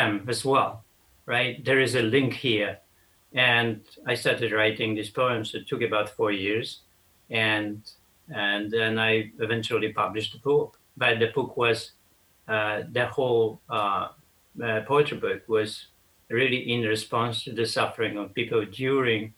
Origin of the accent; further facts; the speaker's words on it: Poland; moved away as an adult; also born or lived in Sweden; how I grew up in Poland